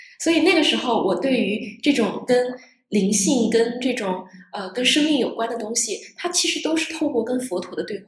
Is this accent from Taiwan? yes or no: no; Northeast China, China; 更更重要的话，其实是来自于我是东北人。我在过去，其实我没有在东北生活在过太多的时间，但是我深深的其实被东北的文化感染了